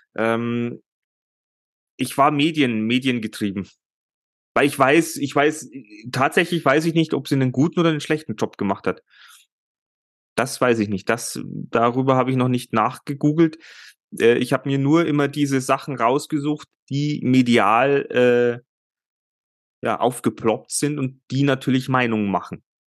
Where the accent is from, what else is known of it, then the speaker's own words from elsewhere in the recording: Germany; bei uns in Deutschland